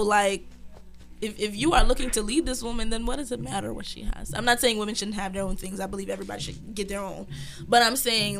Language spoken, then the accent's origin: English; Brownsville, United States; I am from Brownsville.